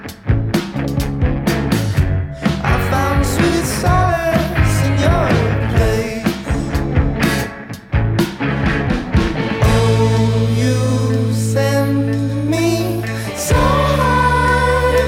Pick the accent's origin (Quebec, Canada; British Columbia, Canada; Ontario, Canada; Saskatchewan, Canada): Ontario, Canada; Toronto; now in Calgary, Canada; I'm from Toronto